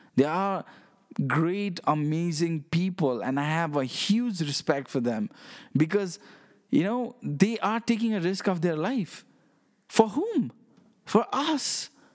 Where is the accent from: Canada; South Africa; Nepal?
Nepal; I'm from Nepal, okay? I live in this small country